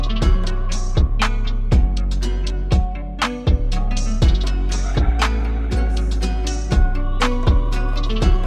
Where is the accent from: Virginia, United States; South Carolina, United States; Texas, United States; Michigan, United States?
Texas, United States; San Antonio; also born or lived in San Marcos, Texas; I grew up in San Antonio, and going an hour away here in San Marcos, to Texas State